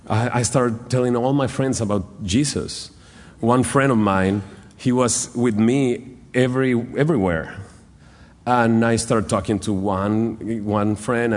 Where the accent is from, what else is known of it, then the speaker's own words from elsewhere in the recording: Monterrey, Nuevo León, Mexico; So I start going to church in Monterrey. I'm from Monterrey, Nuevo León in Mexico.